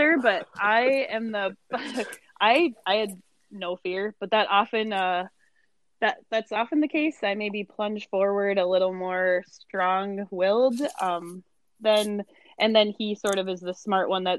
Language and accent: English; Jamestown, United States; moved away; I'm from Jamestown